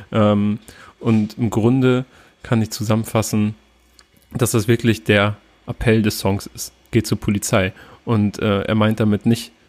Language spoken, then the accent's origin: German; Turkey; ich als Türke zum Beispiel fühle mich da nicht repräsentiert